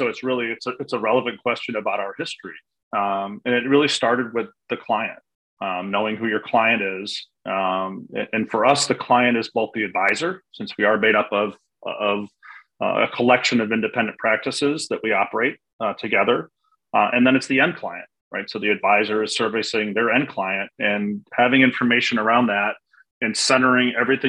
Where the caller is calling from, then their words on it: Siesta Key, Florida, United States; Enjoying a month away from Chicago, the cold winters in Chicago, and I'm currently in Siesta Key, Florida.